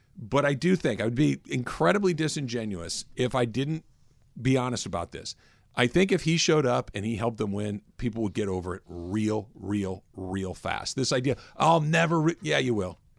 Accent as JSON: {"language": "English", "region": "California", "country": "United States", "also_born_or_lived": "Houston", "moved": "yes", "said": "I'm a Californian"}